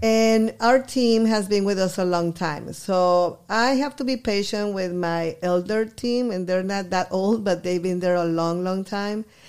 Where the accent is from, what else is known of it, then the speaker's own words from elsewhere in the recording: Guadalajara, Jalisco, Mexico; English is a second language; also born or lived in Eagle Pass, Texas; now in Texas, United States; I was born in Guadalajara. I moved here in nineteen seventy-five